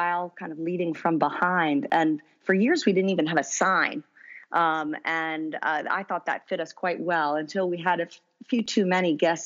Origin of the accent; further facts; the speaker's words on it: New Jersey, United States; moved away as an adult; also born or lived in Princeton, New Jersey; now in San Francisco Bay Area, United States; I was born and raised in New Jersey